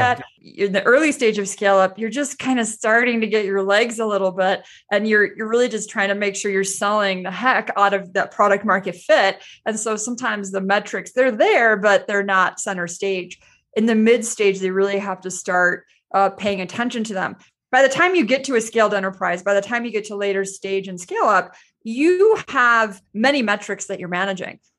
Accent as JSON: {"language": "English", "country": "United States", "said": "as an American"}